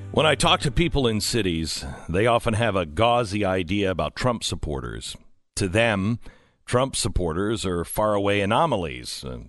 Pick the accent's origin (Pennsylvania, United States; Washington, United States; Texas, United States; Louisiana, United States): Washington, United States; Seattle; I'm from Seattle area